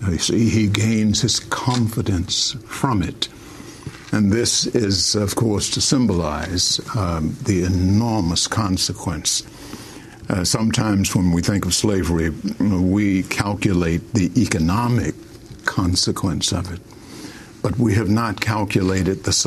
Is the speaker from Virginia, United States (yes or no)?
yes; Richmond, Virginia, United States; moved away as an adult; also born or lived in St. Kitts; now in St. Kitts and Nevis; When I was a child growing up in Richmond, Virginia, we were called Negroes